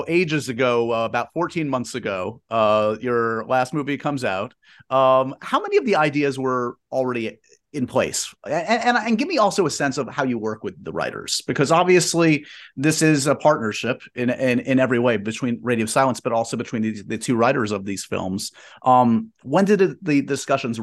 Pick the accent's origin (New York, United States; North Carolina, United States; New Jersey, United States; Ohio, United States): New York, United States; As a New Yorker